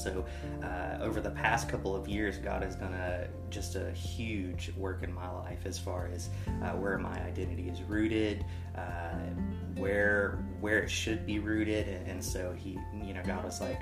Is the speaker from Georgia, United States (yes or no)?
yes; Columbus, Georgia, United States; moved away as an adult; now in Brevard, United States; I am originally from Columbus, Georgia.